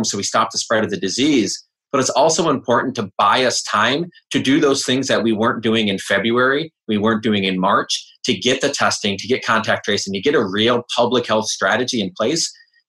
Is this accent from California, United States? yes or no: no; Michigan, United States; I think Trump was in my home state of Michigan at a rally